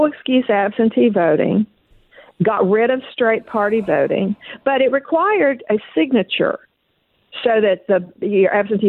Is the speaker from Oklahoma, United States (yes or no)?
yes; Oklahoma, United States; I was raised in Oklahoma when Oklahoma was a very Democratic state.